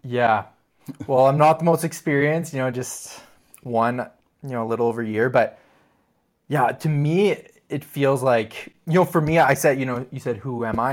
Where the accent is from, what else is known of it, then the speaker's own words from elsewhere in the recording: Ottawa, Ontario, Canada; I grew up in Ottawa